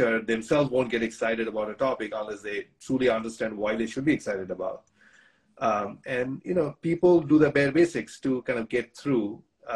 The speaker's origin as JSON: {"language": "English", "country": "India", "tie": "born or raised there", "moved": "as an adult", "lives_now": "United States", "said": "I grew up in India."}